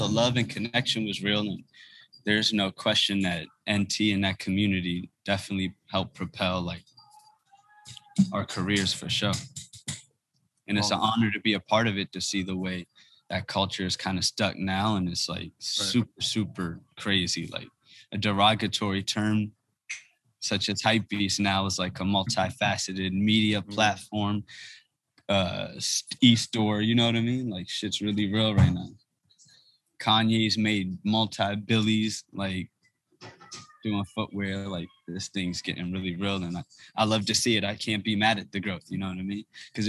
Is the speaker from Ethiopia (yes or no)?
yes; Ethiopia; You know, he's from West Africa. I'm from East Africa. He's Nigerian. I'm Ethiopian.